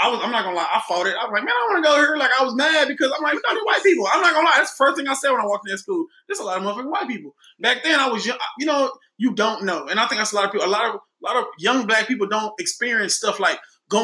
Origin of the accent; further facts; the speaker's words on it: Dallas, Texas, United States; I grew up on Keystone Polk. I grew up in the hood